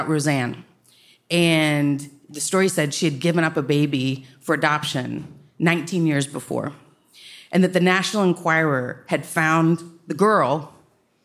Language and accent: English; Dallas, Texas, United States; also born or lived in Austin, Texas; I'm from Dallas